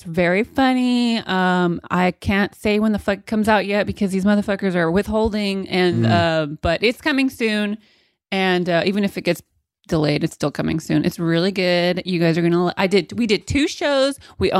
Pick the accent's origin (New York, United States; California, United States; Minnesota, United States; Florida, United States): California, United States; Modesto; I'm not from the Bay. I'm from Modesto.